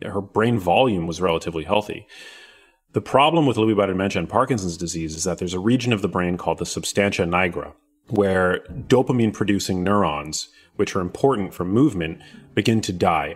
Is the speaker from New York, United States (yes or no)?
yes; New York City, New York, United States; I grew up in New York City, which is where my mom lived at the time.